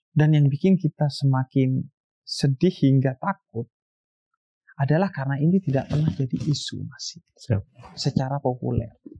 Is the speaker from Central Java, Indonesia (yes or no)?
no; Bondowoso, East Java, Indonesia; di kampung saya di Bondoso.